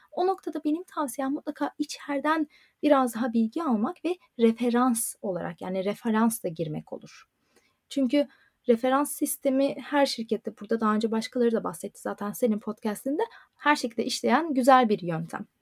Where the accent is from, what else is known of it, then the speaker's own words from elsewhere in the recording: Turkey; first language Turkish; moved away as an adult; also born or lived in Istanbul; now in Dublin, Ireland; Türkçe bizim ana dilimiz